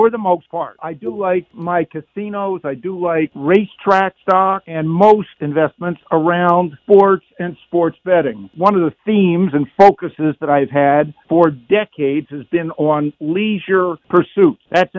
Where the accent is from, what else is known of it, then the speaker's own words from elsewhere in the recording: New Jersey, United States; growing up in South Jersey